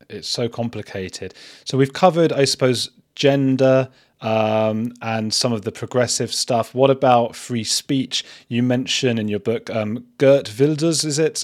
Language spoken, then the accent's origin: English; Watford, East of England, United Kingdom; also born or lived in Bristol; I'm from Watford